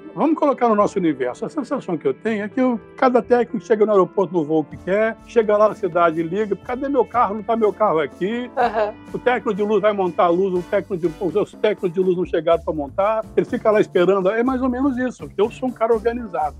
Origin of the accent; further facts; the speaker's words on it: interior of Minas Gerais, Brazil; moved away; also born or lived in Rio de Janeiro; sou do interior de Minas Gerais